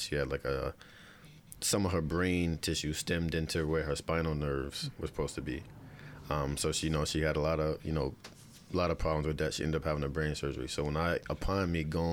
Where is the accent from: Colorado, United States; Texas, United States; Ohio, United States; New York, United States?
New York, United States; Bellport; I grew up in Bellport